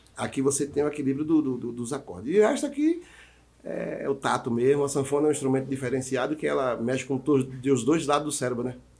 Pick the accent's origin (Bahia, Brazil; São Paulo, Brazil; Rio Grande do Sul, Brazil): Bahia, Brazil; Jaguara; moved away; also born or lived in Tanquinho; lá em minha terrinha